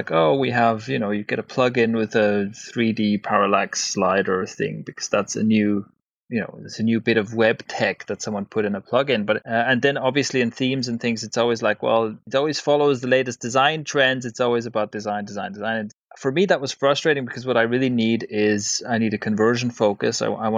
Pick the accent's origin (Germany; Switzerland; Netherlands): Switzerland; So I grew up in Switzerland, but I have parents of Irish heritage on the one side and Italian heritage on the other side, so quite a mixed bag there.